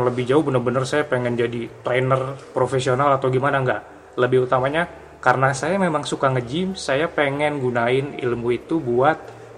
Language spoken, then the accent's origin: Indonesian; Bangka Belitung Islands, Indonesia; Jadi kebetulan pada waktu itu tempat yang terdekat dari tempat saya dari Bangka Belitung itu di Bandung.